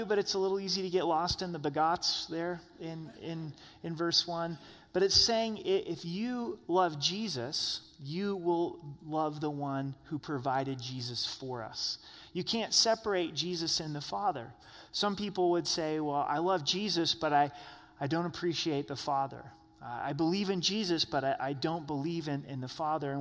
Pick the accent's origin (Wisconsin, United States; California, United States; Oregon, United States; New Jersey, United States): Oregon, United States; I'm from Oregon